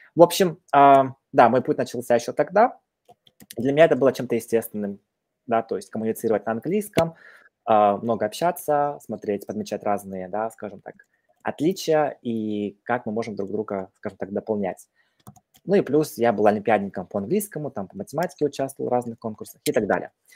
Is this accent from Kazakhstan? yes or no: yes; Petropavl, North Kazakhstan Region, Kazakhstan; moved away; я родом из Казахстана, северного Казахстана, это недалеко от Омска, России, да, город Петропавловск, казахский Козлжар